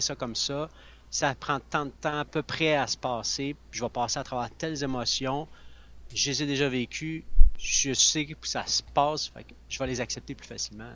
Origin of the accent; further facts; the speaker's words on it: Sherbrooke, Quebec, Canada; je viens de Sherbrooke, l'Estrie